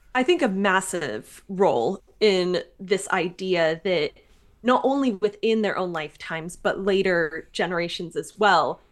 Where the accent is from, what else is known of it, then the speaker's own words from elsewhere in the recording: California, United States; I'm originally from California in the United States